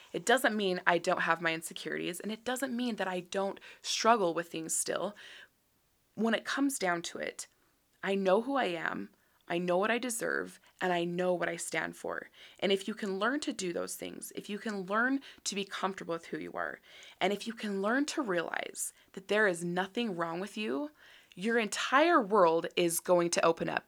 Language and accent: English; Utah, United States; born and raised in Utah